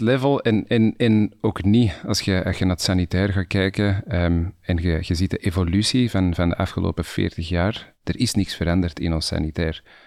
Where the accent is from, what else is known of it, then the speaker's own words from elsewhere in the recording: Antwerp, Flanders, Belgium; Ook zoals jij eh, geboren, getogen en nog steeds woonachtig. Eh, om, inmiddels wel in de provincie, niet, meer echt in de stad zelf.